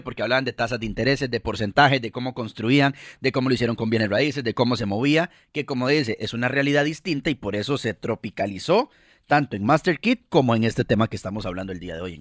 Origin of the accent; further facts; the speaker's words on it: Costa Rica; somos dos costarricenses, tanto Mari como yo